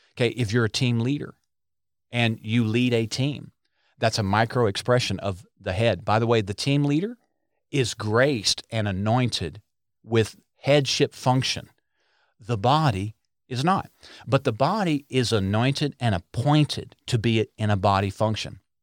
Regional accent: Arkansas, United States; we're from Arkansas.

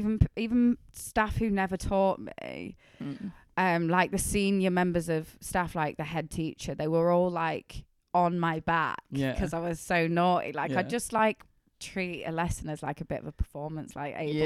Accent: Wetherby, Yorkshire and the Humber, United Kingdom; also born or lived in Harrogate, North Yorkshire; I grew up in Wetherby, which is a little town in West Yorkshire, like Leeds area.

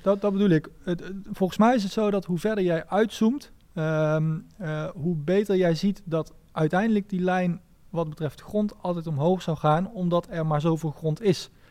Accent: Nijmegen, Gelderland, Netherlands; Ik, ik kom uit Nijmegen

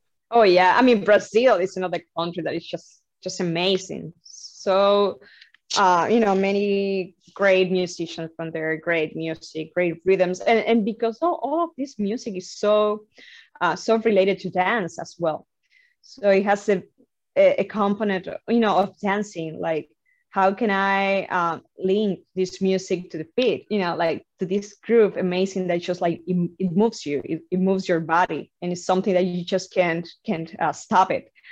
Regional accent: Havana, Cuba; moved away as an adult; now in Boston, United States; I'm I'm originally from Havana, Cuba. Um, so you know, um, I grew up uh, in a very incredible country that is Cuba

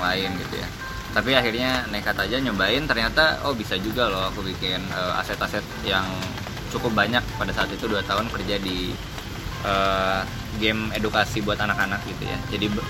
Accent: East Kalimantan, Indonesia; aku lahir di Kalimantan Timur

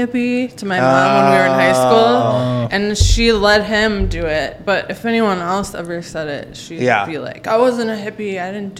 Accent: St. Louis Park, Minnesota, United States; I grew up in like St. Louis Park, first tier suburb of Minneapolis.

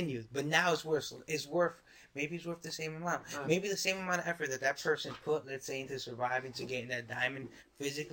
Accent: United States; I'm an American

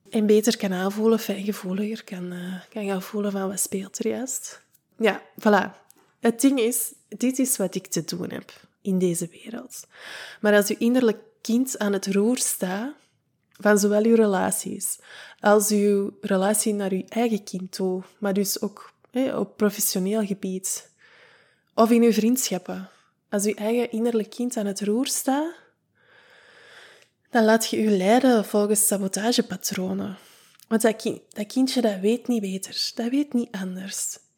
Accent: United Kingdom; als Brit zijnde met de wijsheid die dat ik bezit

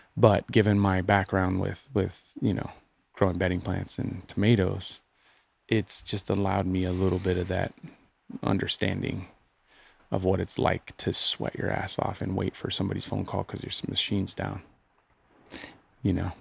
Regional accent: United States; I'm an American

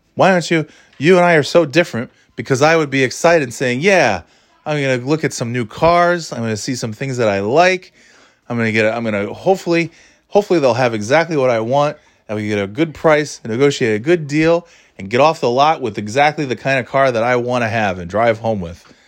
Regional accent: New York, United States; moved away as an adult; also born or lived in Florida / North Carolina / New England; now in New Hampshire, United States; I'm born and raised in New York.

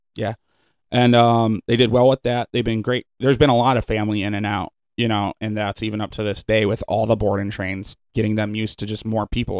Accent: Cleveland, Ohio, United States; now in Sandusky, United States; I'm from Cleveland and then coming to Sandusky

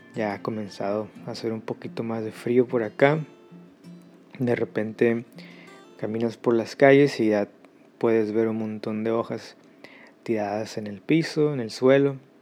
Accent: Mexico; moved away; yo soy de México

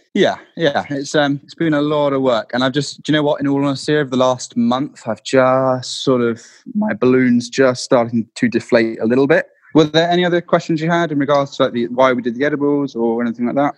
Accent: Dorset, South West England, United Kingdom; I grew up in Dorset.

